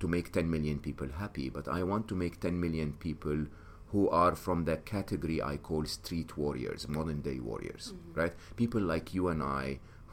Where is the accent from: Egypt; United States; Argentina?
Egypt; moved away; I'm an Egyptian. I was born and raised in Egypt.